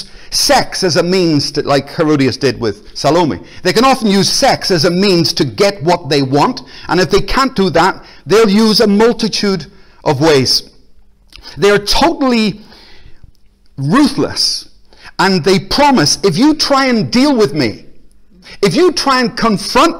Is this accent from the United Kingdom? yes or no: yes; Belfast, Northern Ireland, United Kingdom; now in Glasgow, United Kingdom; I grew up in Belfast